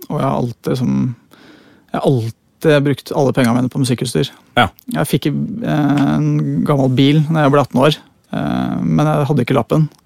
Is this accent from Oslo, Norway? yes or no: yes; Oslo, Norway; jeg eh, kommer fra Høybråten. Ja. Født og oppvokst. Det er jo akkurat innafor Oslo.